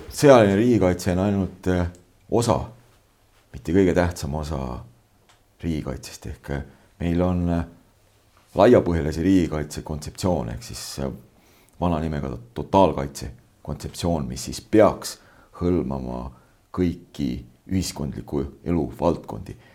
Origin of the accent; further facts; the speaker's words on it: Võru County, Estonia; moved away; also born or lived in Setomaa; mu sünnikodu paikneb äh, nüüd uue administratiivse jaotuse järgi siis äh, Võru maakonna Võru valla Kliimakülas